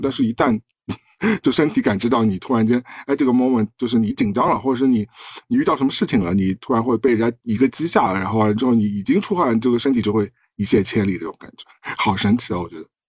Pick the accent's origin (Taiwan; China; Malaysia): China; 对于我们中国人来说，有时候有些匪夷所思